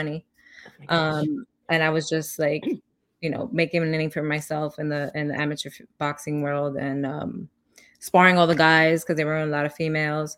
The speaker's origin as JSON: {"language": "English", "town": "New York City", "region": "New York", "country": "United States", "tie": "born or raised there", "said": "growing up in the Bronx"}